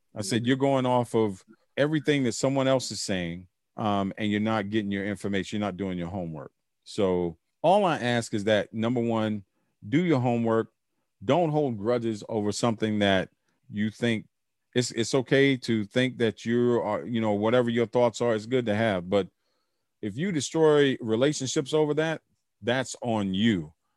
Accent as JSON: {"language": "English", "country": "United States", "said": "I'm American"}